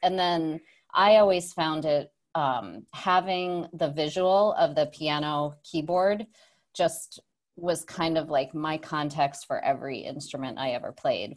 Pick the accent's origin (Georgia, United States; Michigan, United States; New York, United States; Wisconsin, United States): New York, United States; Saratoga Springs; I grew up, uh, upstate New York, small town called Saratoga Springs